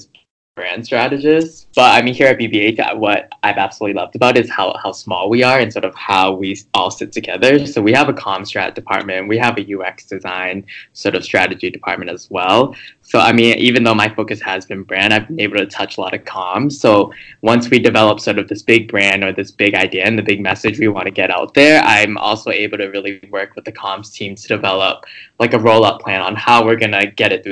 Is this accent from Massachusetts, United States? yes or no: yes; Boston, Massachusetts, United States; moved away as an adult; now in New York, United States; originally I'm from Boston